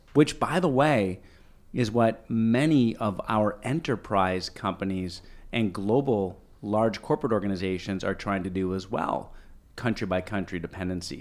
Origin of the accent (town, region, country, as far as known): Ottawa, Ontario, Canada; born or raised there; also born or lived in Toronto